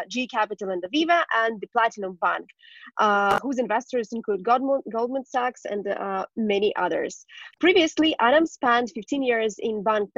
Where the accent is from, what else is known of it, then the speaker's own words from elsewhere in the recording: Ukraine; I'm from Ukraine